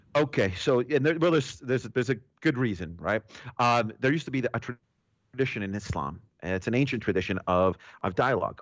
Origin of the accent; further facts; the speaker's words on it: New York, United States; me being a New Yorker.